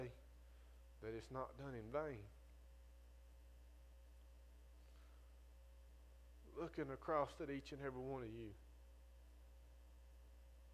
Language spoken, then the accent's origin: English; Northwest Florida, United States; I'm from Northwest Florida